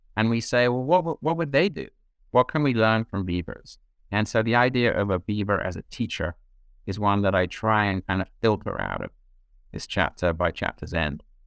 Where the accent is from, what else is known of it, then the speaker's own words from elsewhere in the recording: southeast corner of England, White Cliffs area, South East England, United Kingdom; moved away; I grew up in England, uh, southeast corner of England on the coast, the kind of White Cliffs area